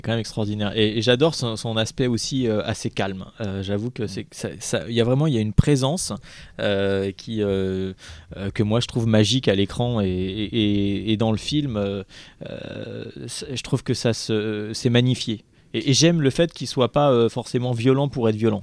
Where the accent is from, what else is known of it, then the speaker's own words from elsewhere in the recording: Paris, Île-de-France, France; moi, je suis citadin, je suis né à Paris